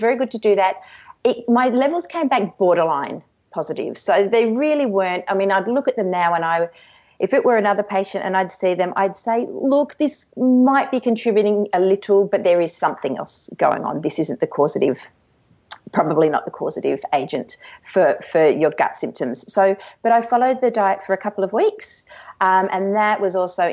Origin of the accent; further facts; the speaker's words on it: Canberra, Australian Capital Territory, Australia; I grew up in Canberra